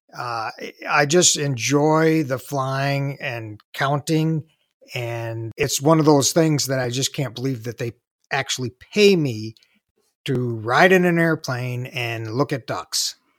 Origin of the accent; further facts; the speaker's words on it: Southeast Michigan, United States; I grew up in Southeast Michigan